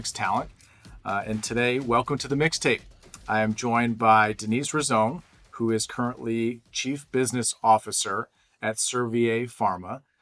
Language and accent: English; Chicago, Illinois, United States; I was born in Chicago